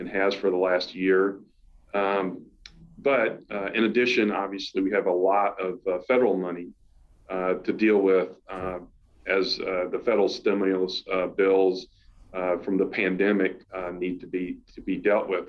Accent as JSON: {"language": "English", "region": "South Carolina", "country": "United States", "moved": "as an adult", "said": "although I'm from South Carolina, I had not really been in the state in, in about 10 years"}